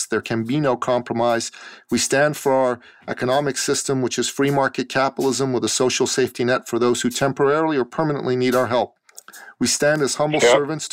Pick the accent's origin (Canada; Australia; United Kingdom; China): Canada; I'm very proud to be a Canadian as well.